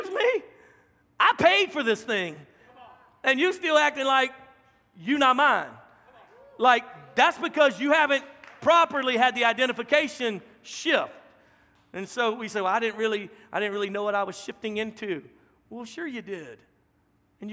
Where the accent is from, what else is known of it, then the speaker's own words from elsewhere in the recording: Louisiana, United States; moved away as an adult; now in Texas, United States; a Texican from Louisiana